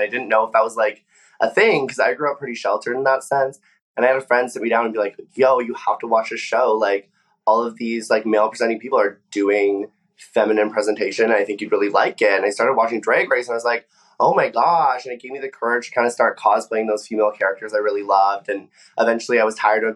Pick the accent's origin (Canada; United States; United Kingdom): Canada; Vancouver Island, British Columbia; also born or lived in Lytton; So I was actually born on Vancouver Island, which is a ferry boat ride away from Vancouver. And then I was raised on the island